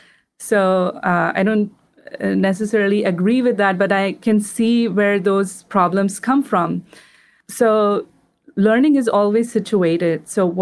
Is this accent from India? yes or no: yes; India; Like, for example, I'm from India. We celebrate Diwali.